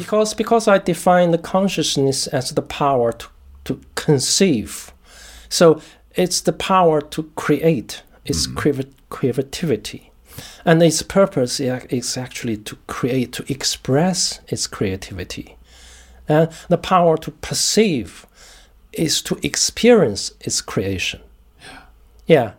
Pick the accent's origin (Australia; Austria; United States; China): China; moved away as an adult; now in United Kingdom; I was born in China